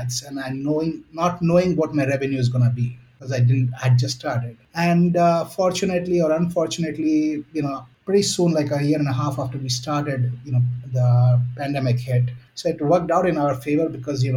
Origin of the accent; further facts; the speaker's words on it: India; moved away as an adult; also born or lived in Chicago, United States; being an Indian